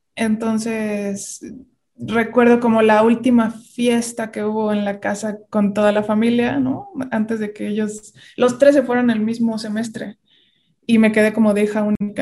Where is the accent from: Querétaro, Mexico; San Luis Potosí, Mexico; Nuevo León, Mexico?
Querétaro, Mexico; moved away as an adult; now in Mexico City, Mexico; yo nací en la Ciudad de México, pero a los cuatro años me fui a vivir a Querétaro. Bueno, me llevaron y, y, y pues crecí allá